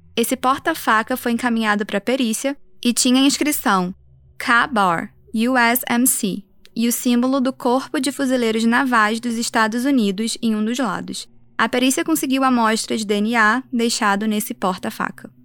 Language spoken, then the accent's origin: Portuguese; Brazil; also born or lived in United States; como brasileira